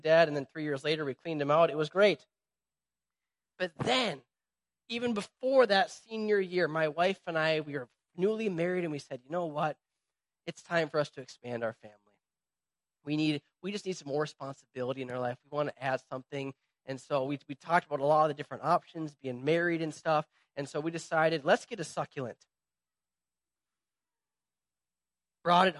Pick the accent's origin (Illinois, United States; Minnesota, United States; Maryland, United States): Minnesota, United States; we're from Midwest Minnesota.